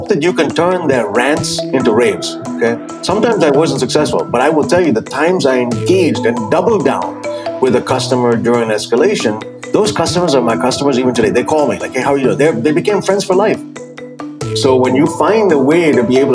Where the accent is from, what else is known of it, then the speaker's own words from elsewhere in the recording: India; now in United States; growing up in India, I'm an immigrant who came to this country